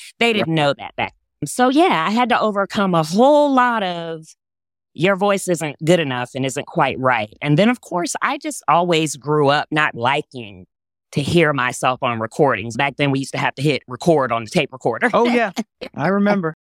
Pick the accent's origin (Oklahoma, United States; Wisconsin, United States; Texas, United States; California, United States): Texas, United States; accent: Southern; I grew up in Texas, so my natural accent is way more Southern than this.